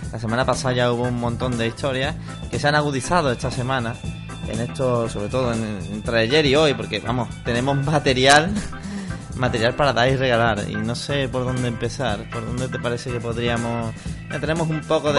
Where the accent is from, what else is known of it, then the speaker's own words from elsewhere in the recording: Seville, Andalusia, Spain; como buenos sevillanos, eh, como buenos españoles también